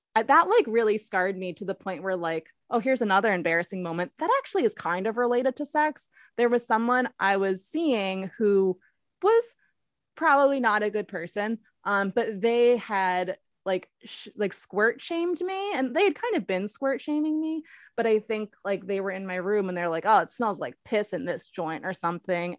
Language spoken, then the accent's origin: English; Baltimore, Maryland, United States; I'm from Baltimore